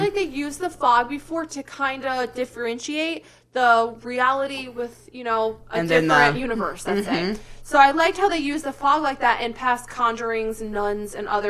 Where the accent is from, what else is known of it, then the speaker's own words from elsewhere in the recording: New England, United States; I grew up on the East Coast in New England.